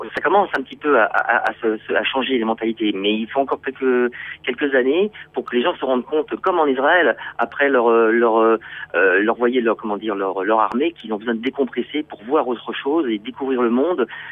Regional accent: Brittany, France; moved away as an adult; also born or lived in Paris / Réunion; je suis breton. Donc je vais dire plutôt que je suis euh, retour euh, aux sources

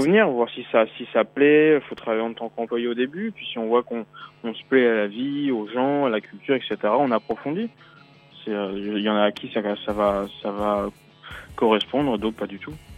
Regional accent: Brittany, France; also born or lived in Beijing / Paris; now in Shanghai, China; Je suis breton à la base

